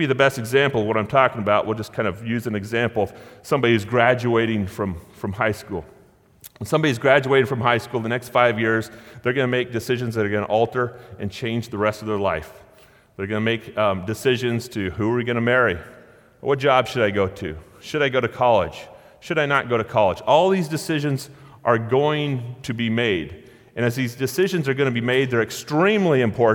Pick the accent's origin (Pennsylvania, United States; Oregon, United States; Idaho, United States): Oregon, United States; Gold Beach; Born and raised in Gold Beach, Oregon